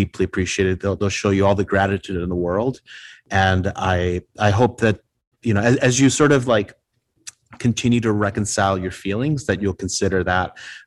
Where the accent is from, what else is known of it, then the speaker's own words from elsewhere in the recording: Puerto Rico; first language Spanish; English is a second language; now in Chicago, United States; I was born here in Chicago, but I grew up in Puerto Rico. So native Spanish speaker